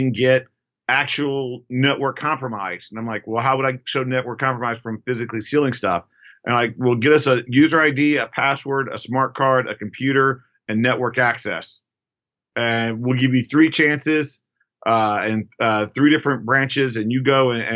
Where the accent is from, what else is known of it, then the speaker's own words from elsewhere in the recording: United States; I'm American